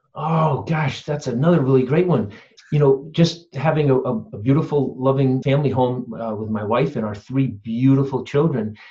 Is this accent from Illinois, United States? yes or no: no; Simsbury, Connecticut, United States; also born or lived in Phoenix, Arizona / Saratoga Springs, New York; I grew up in Connecticut, actually, where I am right now. So, this is pretty cool. Simsbury, Connecticut